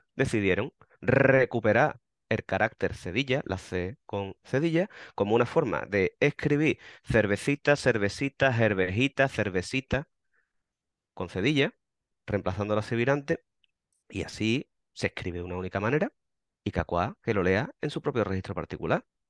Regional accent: Andalusia, Spain; Nosotros desde Andalucía

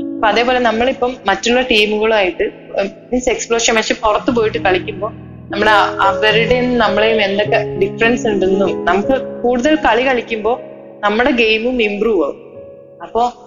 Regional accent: Vadakara, Kerala, India; നാട്ടില് കോഴിക്കോട് വടകര എന്ന് പറഞ്ഞ സ്ഥലത്താണ് വീട്

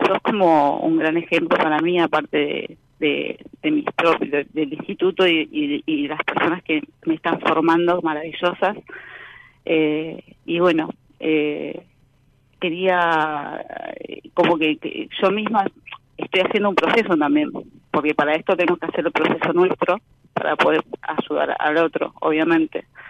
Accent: Boulogne, Buenos Aires Province, Argentina; Soy de Boulogne, zona norte, Buenos Aires.

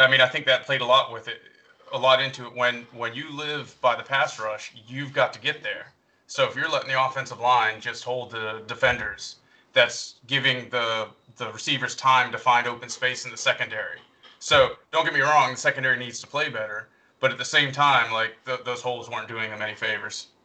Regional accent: North Carolina, United States; moved away as an adult; now in Pittsburgh, United States; I was born in Pittsburgh, uh, but I moved up here for law school. I've lived in North Carolina most of my life

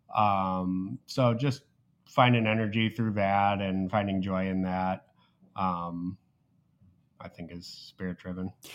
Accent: Naperville, Illinois, United States; moved away as an adult; also born or lived in West Lafayette, Indiana; now in Indianapolis, United States; I'm from Naperville, Illinois, which is about a half hour west of Chicago. Um, so born and raised there

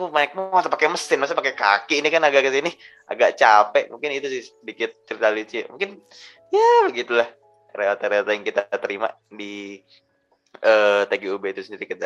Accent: Jakarta, Indonesia; mungkin kebetulan aku dari Jakarta orang Jawa juga ini realitanya mungkin dulu awal-awal agak susah sih sebenarnya bondingnya itu loh

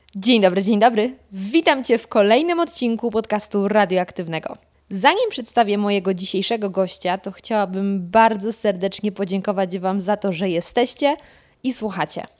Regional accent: Lower Silesian Voivodeship, Poland; moved away as an adult; now in Warsaw, Poland; z pochodzenia nie jestem warszawianką. jestem z Dolnego Śląska

